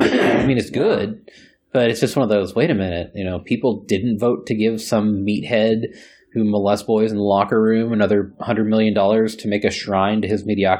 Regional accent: Texas, United States; because I'm a Texan

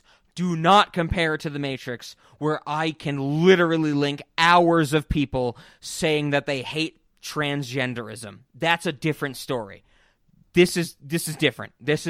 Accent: United Kingdom; I'm British, you know?

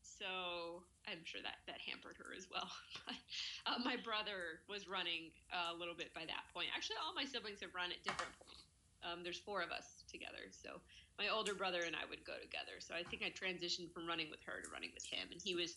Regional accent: Austin, Texas, United States; I grew up in Austin

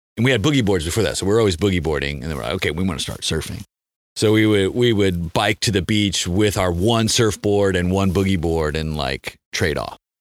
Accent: San Diego, California, United States; also born or lived in Mammoth Lakes, California; I grew up in San Diego

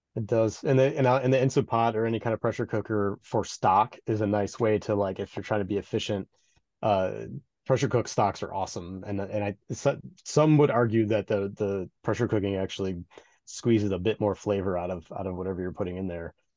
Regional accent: Midwest, United States; Being a Midwesterner

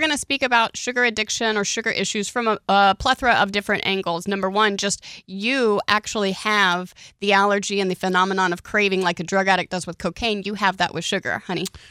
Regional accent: Oklahoma, United States; I grew up in Oklahoma

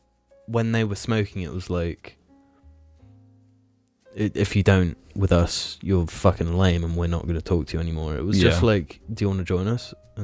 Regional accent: United Kingdom; as a British person

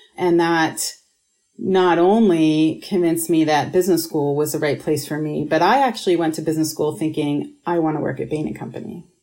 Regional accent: Pittsburgh, Pennsylvania, United States; moved away; also born or lived in Rochester, New York; I grew up in Pittsburgh, Pennsylvania, and then Rochester, New York, half and half

